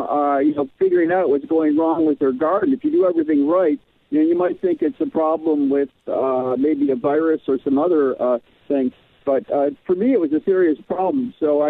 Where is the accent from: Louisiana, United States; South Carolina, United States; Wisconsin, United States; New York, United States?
New York, United States; now in Southern California, United States; I'm from New York, so I don't really have many years of growing experience here in Southern California